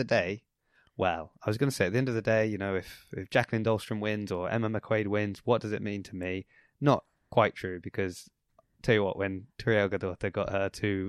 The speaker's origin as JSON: {"language": "English", "town": "Southampton", "region": "South East England", "country": "United Kingdom", "tie": "born or raised there"}